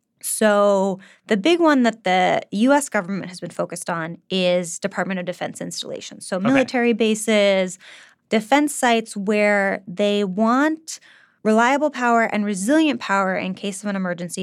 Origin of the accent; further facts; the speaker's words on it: California, United States; I'm from California